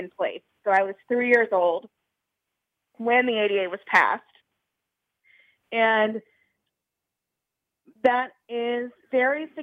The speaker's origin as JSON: {"language": "English", "region": "Louisiana", "country": "United States", "tie": "born or raised there", "said": "where I was growing up in Louisiana"}